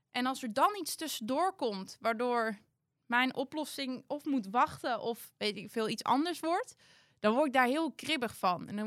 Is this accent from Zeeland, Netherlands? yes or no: no; Ingen, Gelderland, Netherlands; Ja, nou, ehm, ik kom uit Betuwe, uit Inge. Maar ik heb nu een hele grote schoonfamilie die helemaal uit Brabant komt.